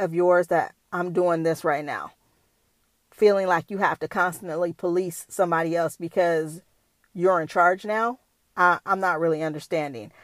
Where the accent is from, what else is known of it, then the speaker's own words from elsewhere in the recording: Bay Area, California, United States; I'm from the Bay Area